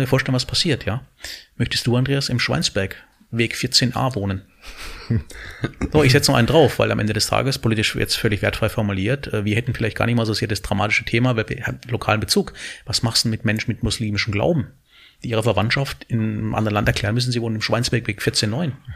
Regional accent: Southern Germany, Germany; als Süddeutscher

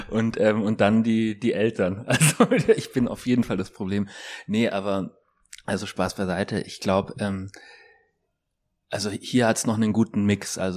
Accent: Munich, Bavaria, Germany; also ich komme ja aus München und ich kenne das Glockenbachviertel noch aus den Anfang 90er Jahren

